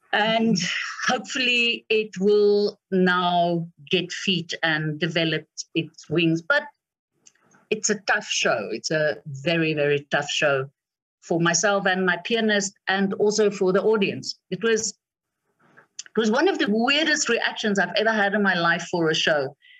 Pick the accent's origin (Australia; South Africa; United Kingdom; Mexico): South Africa; as a South African